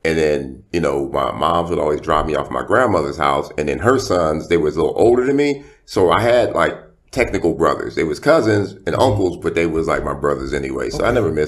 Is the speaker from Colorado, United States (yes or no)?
no; Compton, California, United States; also born or lived in Inglewood; I was born and raised in Compton, and I was there until I was probably about, maybe 7 or 8